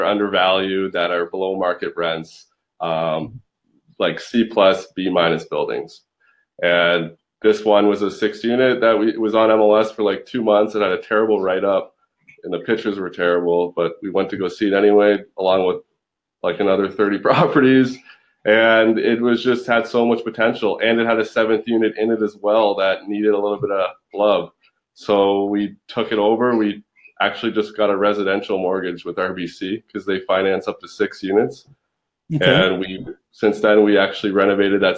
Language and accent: English; London, Ontario, Canada; moved away as an adult; I'm 27 years old, born in London, Ontario